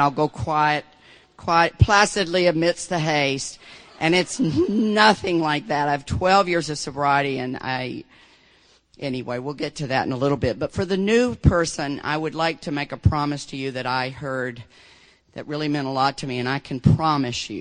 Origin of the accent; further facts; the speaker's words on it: Deep South, United States; I grew up in the Deep South.